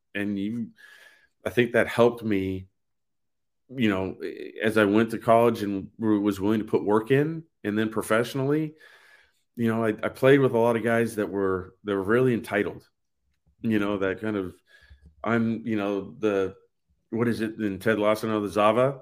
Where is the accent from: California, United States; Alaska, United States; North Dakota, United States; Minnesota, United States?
California, United States; Poway; moved away; also born or lived in San Diego, California / Kansas; I'm from San Diego, California. My parents moved to a, a small town at that time called Poway, uh, North San Diego